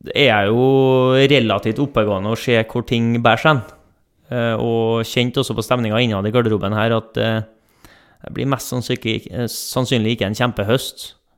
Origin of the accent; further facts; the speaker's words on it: Trondheim, Trøndelag, Norway; accent: Trønder; moved away; folk hører på dialekten at jeg ikke er herfra. Eh, jeg er trønder. Født i Trondheim, oppvokst på Lohove i Trondheim